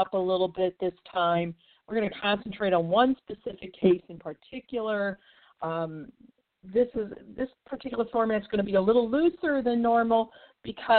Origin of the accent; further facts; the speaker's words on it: St. Louis, Missouri, United States; my hometown of St. Louis, Missouri